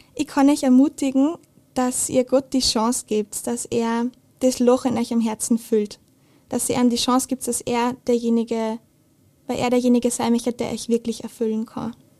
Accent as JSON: {"language": "German", "town": "Steyr", "region": "Upper Austria", "country": "Austria", "tie": "born or raised there", "said": "ich bin in Steyr aufgewachsen"}